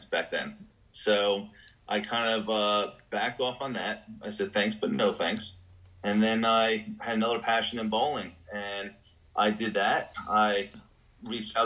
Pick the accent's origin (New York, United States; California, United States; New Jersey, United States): New Jersey, United States; West Orange; moved away as an adult; now in Lake Wales, United States; I moved here from New Jersey. I was from West Orange, New Jersey.